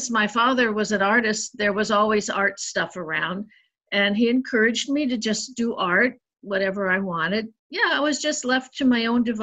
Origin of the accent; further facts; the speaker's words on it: United States; I didn't grow up anywhere in particular because when I was a child, we moved 16 times. We lived mostly in the Midwest and the Northeast and the Southwest of the United States.